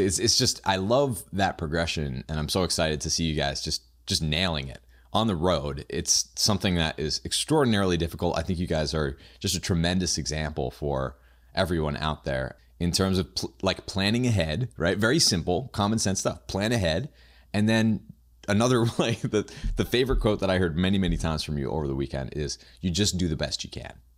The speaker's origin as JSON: {"language": "English", "region": "New Hampshire", "country": "United States", "said": "I am from New Hampshire"}